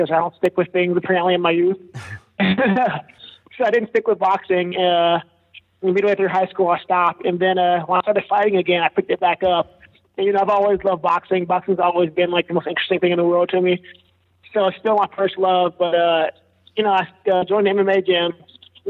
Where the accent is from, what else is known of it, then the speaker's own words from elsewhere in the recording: Cincinnati, Ohio, United States; moved away as an adult; also born or lived in Kentucky / Indiana / Florida / West Coast; now in Las Vegas, United States; Born and raised Cincinnati, Ohio, man. So I grew up out there